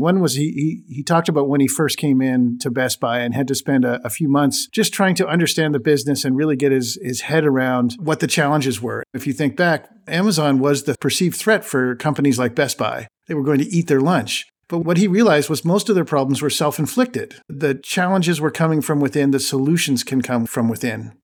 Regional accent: Canada; As a Canadian myself

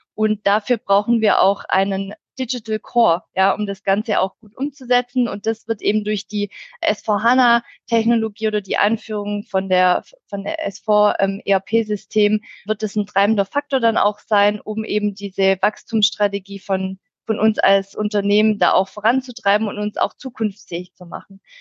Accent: near Stuttgart, Swabia, Baden-Württemberg, Germany; accent: Swabian; komme aus der Nähe von Stuttgart, aus dem schönen Schwabenland, wie man wahrscheinlich auch hören kann

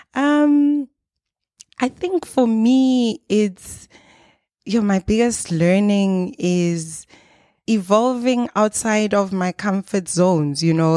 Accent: South Africa; we are from South Africa

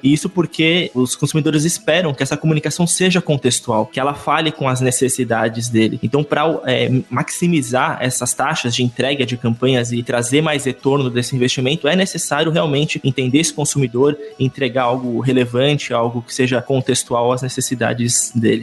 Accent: São Caetano do Sul, São Paulo, Brazil; eu sou de São Caetano, não é tão interior assim, mas ainda tem um pouquinho desse clima

